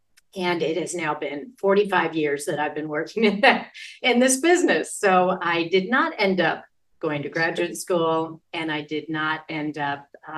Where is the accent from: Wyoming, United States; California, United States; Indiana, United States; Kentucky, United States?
California, United States; Sacramento; I grew up in Northern California, born in Sacramento, moved around Northern California, and ultimately graduated from high school in Sacramento.